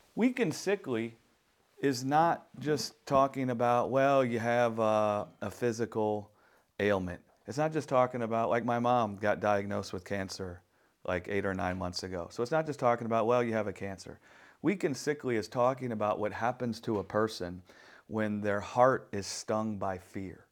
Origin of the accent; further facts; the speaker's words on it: New Orleans, Louisiana, United States; I'm from New Orleans